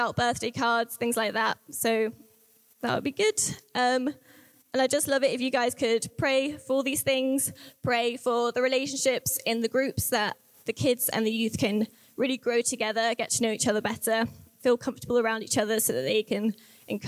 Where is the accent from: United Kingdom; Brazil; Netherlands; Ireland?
United Kingdom; the Southwest, South West England; moved away as an adult; We're from the Southwest, and we didn't know where we were going to live